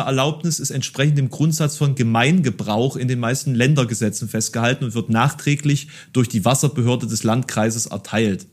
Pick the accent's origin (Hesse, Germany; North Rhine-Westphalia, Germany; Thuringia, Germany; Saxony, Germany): Saxony, Germany; Dresden; born or raised there; now in Halle, Germany